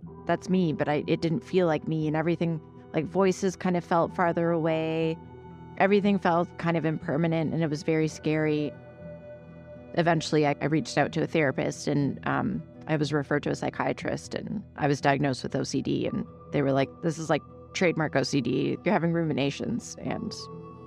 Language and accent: English; Vancouver, British Columbia, Canada; I grew up in Vancouver, Canada